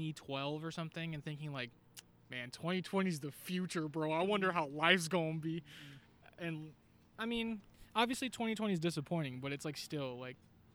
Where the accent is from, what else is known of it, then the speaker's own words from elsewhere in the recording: California, United States; Yeah, I'm from the Bay Area.